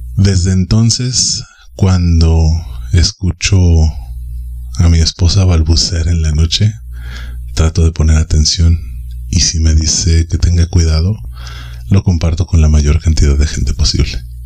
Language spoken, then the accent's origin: Spanish; Mexico City, Mexico; Yo soy originario de la Ciudad de México y habito en la periferia.